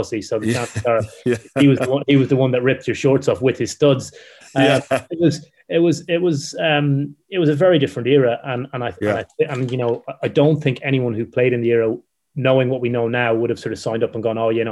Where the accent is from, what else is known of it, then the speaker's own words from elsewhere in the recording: Ireland; I'm Irish